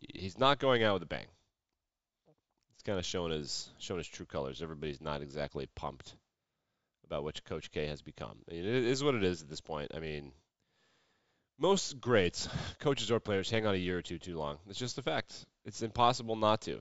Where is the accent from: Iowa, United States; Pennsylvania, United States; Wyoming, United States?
Wyoming, United States; my home state of Wyoming